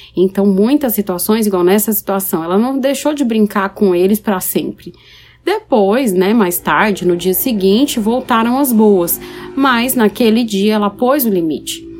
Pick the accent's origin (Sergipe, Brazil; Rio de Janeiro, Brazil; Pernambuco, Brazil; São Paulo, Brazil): São Paulo, Brazil; now in Paraná, Brazil; eu sou paulistana, que moro no Paraná